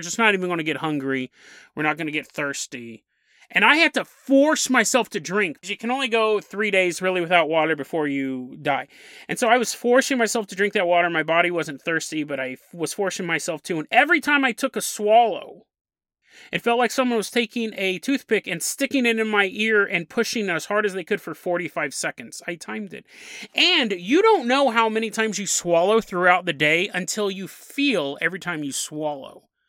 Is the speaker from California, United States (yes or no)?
yes; Sacramento, California, United States; moved away; Sacramento, California, my hometown